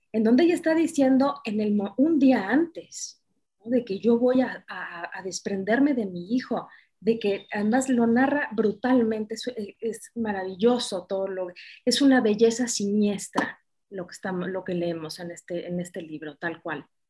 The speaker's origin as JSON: {"language": "Spanish", "country": "Mexico", "said": "aquí, en mi país, en México"}